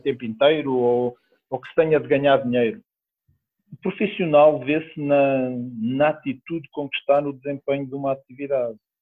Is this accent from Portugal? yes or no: yes; Portugal; also born or lived in Oliveira de Azeméis; é a cidade onde eu nasci